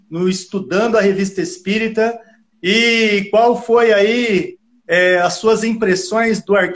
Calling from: Jundiaí, São Paulo, Brazil; Eu sou de Jundiaí, São Paulo.

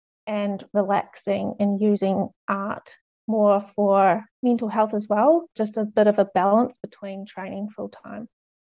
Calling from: New Zealand; I'm speaking from New Zealand, so I know it's nice to see other nationalities represented here.

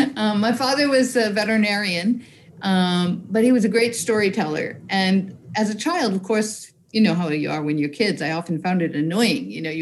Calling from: Newburyport, Massachusetts, United States; I'm in Newburyport, Massachusetts in the U.S. So I'm right on the ocean, on the Atlantic Ocean.

